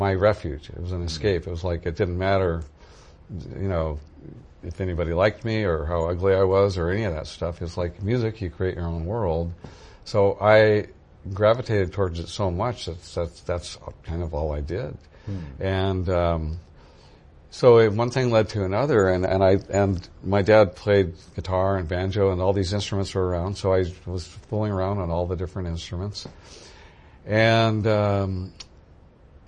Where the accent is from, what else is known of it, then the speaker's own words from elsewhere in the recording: Santa Cruz, California, United States; I grew up in California. I'm native California from Santa Cruz originally